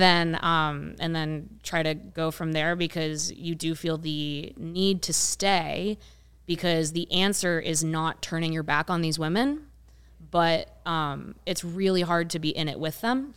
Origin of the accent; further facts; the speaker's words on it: rural Ohio, United States; also born or lived in Columbus, Ohio; now in Chicago, United States; grew up in, in rural Ohio